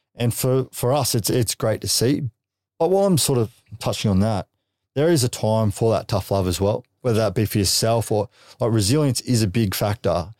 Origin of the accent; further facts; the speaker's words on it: Gold Coast, Queensland, Australia; we grew up on the Goldie